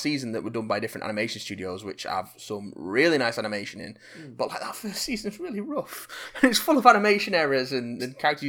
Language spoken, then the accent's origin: English; Bradford, Yorkshire and the Humber, United Kingdom; even though I'm from Bradford and sound nothing like that, so I'm honoured.